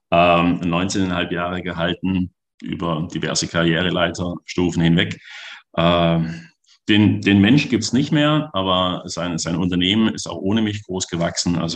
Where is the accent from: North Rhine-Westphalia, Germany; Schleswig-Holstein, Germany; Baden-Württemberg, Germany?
Baden-Württemberg, Germany; Da bin ich Schwabe durch und durch.